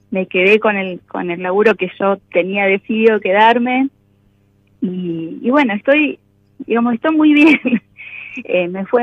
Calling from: General Roca, Río Negro, Argentina; soy oyente desde hace bastante tiempo General Rócara, provincia de Río Negro

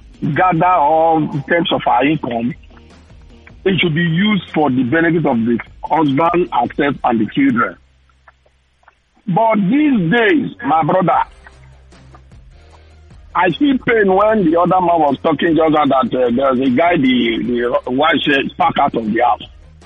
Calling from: Lagos, Nigeria; I'm calling from Lekki.

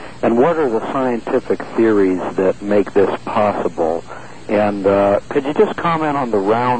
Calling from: San Luis Obispo, California, United States; I'm calling from San Luis Obispo, California.

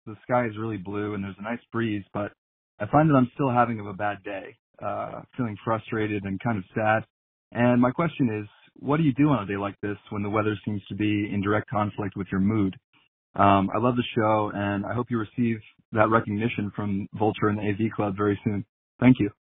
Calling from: New York, United States; I'm calling from New York.

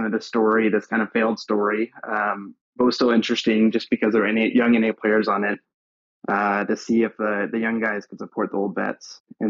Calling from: San Antonio, Texas, United States; I'm calling from San Antonio, Texas.

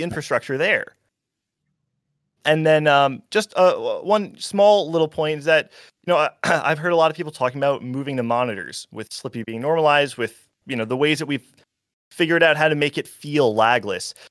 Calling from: New Jersey, United States; I'm calling from New

